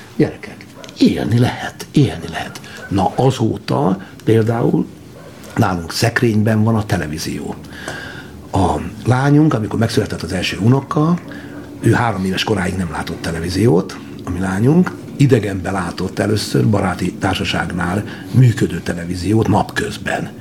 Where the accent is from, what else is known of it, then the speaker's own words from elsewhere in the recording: Györköny, Tolna, Hungary; egy győrkönyi lakodalomban Tolna megyében, nagy dolog utáni csodálatos homoki borok falujában sváb parasztok között és magyar parasztok között nevelődtem